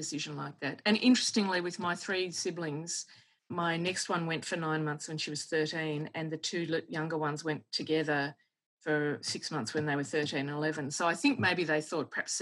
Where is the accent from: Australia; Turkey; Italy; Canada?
Australia; also born or lived in Switzerland; being from Australia. And I flew home by myself and flew into Sydney and reunited with my dad. And then we flew to Melbourne where the family was.